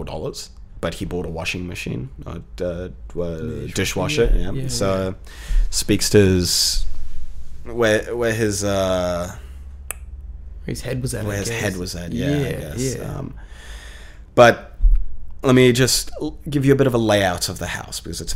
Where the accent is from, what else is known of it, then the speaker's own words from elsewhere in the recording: South Africa; moved away; since I immigrated from South Africa, I think in total I've lived in almost 11 different properties in under 7 years